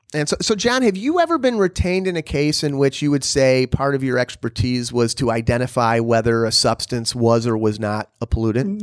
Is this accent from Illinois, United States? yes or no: yes; Illinois, United States; also born or lived in Bulgaria; my home state in Illinois